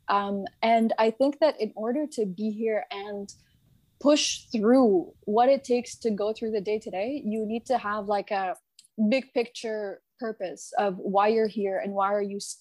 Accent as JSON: {"language": "English", "town": "Mississauga", "region": "Ontario", "country": "Canada", "tie": "born or raised there", "moved": "as an adult", "lives_now": "Egypt", "said": "I grew up in the Egyptian community in Mississauga."}